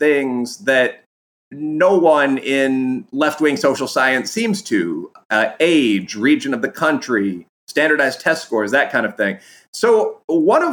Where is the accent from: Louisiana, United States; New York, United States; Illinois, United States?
Illinois, United States; Chicago; moved away as an adult; also born or lived in Aurora, Illinois; now in Frankfort, United States; I grew up in Chicago. I was born in the city itself, lived in pre-gentrification Wicker Park on the north side for quite